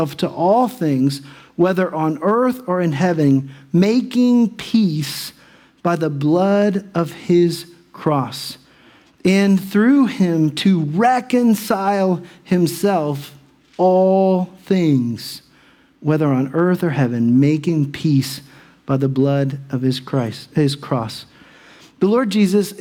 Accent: Dayton, Ohio, United States; I'm from Dayton

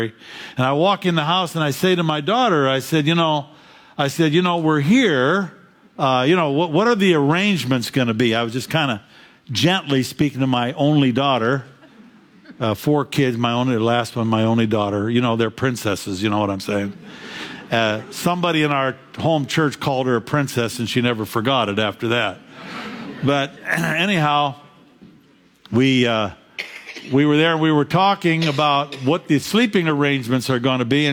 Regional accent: Fairview, Pennsylvania, United States; also born or lived in Jamestown; I grew up in Fairview, Pennsylvania

